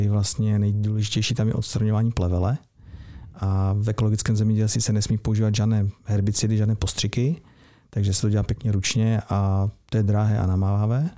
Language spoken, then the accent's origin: Czech; Opava, Moravian-Silesian Region, Czechia; Já jsem z Opavy